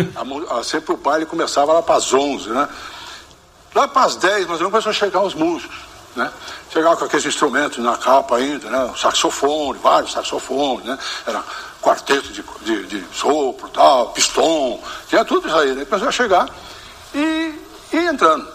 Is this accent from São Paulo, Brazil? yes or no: yes; São Joaquim da Barra, São Paulo, Brazil; Minha terra, quando eu falo minha terra é São Joaquim da Barra. Né? Quando Quando era garoto em São Joaquim da Barra